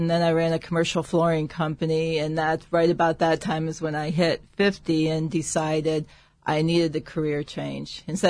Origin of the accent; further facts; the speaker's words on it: Toledo, Ohio, United States; I grew up in Toledo, Ohio